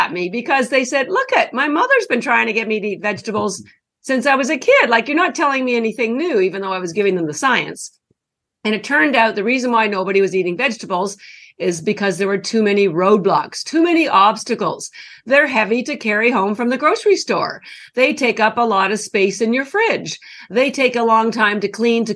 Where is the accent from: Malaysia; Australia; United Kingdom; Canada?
Canada; moved away as an adult; now in Boston, United States; I'm actually Canadian. I've lived in Boston for over 30 years. And I only mentioned the Canadian piece because that's where all my schooling was done.